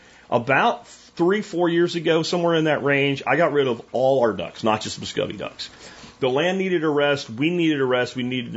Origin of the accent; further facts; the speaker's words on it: Jacksonville, Florida, United States; I grew up in Jacksonville, Florida, and we had ponds like in every apartment complex, every subdivision.